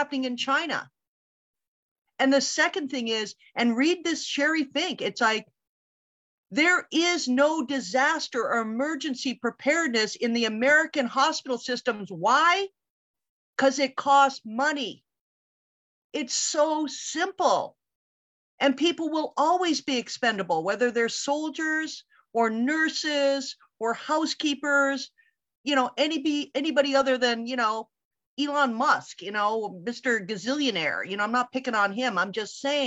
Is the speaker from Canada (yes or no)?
yes; Canada; now in United States; I came from Canada, you know, I was born in the States, raised in Canada